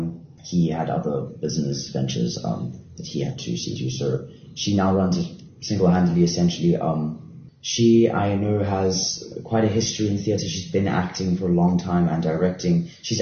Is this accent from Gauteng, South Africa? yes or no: no; Cape Town, Western Cape, South Africa; I have lived in Cape Town my entire life. I was only in Durban once for a week.